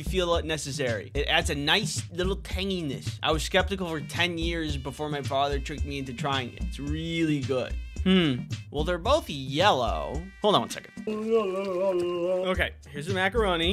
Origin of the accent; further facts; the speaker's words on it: Midwest, United States; I'm from the Midwest. We dip our pizza in ranch